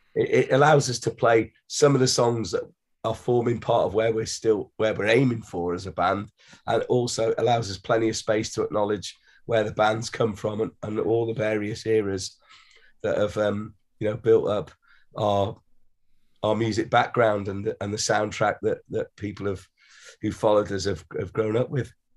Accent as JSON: {"language": "English", "region": "Wales", "country": "United Kingdom", "said": "we come from Wales"}